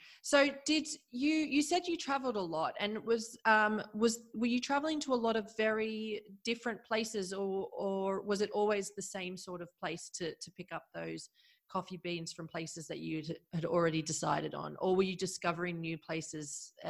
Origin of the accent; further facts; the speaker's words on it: Australia; And a lot of my Australian friends and family considered me no longer a part of the Australian group.